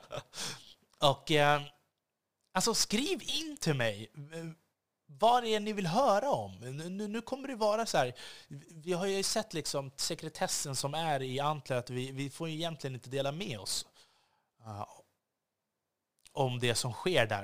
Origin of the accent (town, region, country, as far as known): Sweden